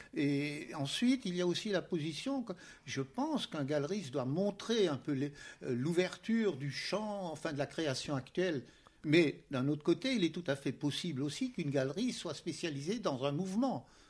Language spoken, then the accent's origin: French; Strasbourg, Grand Est, France; Je suis strasbourgeois et à Strasbourg, il y avait bien entendu des musées